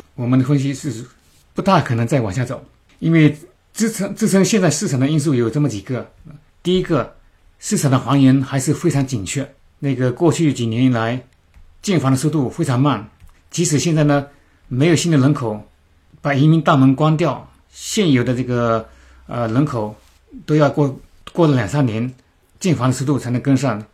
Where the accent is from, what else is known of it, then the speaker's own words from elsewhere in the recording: China; moved away as an adult; now in New Zealand; 我们中国人都比较喜欢买新的东西、新的房产